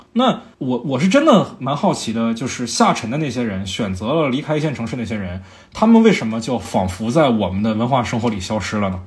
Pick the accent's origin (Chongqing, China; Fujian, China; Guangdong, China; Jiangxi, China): Fujian, China; now in Beijing, China; 我的老家福建